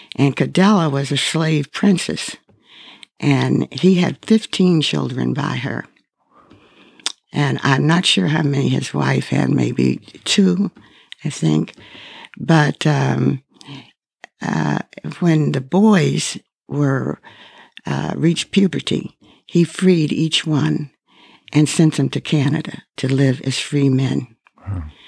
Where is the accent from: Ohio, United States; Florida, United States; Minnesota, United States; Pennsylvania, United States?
Pennsylvania, United States; Pittsburgh; I grew up in Pittsburgh